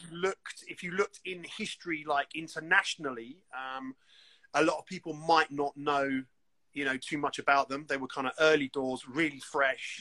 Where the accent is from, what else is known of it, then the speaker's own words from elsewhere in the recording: London, United Kingdom; We're two kids from West London.